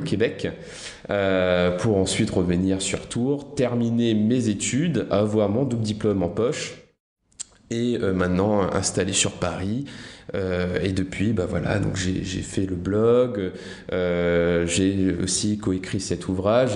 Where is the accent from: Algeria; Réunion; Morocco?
Réunion; La Plaine-des-Palmistes; moved away; je viens de l'île de la Réunion. Euh, j'ai grandi dans la plus petite commune de l'île de la Réunion, la plaine des palmistes